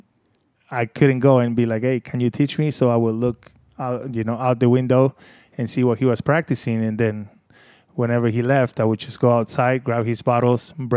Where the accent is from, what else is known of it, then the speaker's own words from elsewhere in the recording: Buenos Aires, Argentina; English is a second language; moved away as an adult; also born or lived in Fort Lauderdale / Tampa; now in Las Vegas, United States; Back in Buenos Aires in Argentina